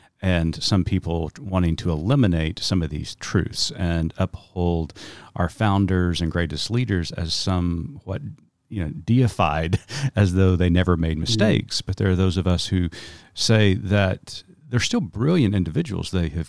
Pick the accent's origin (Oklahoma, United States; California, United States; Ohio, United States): Oklahoma, United States; Tulsa; I grew up in Tulsa, Oklahoma. I'm a citizen of the Muscogee Creek Nation.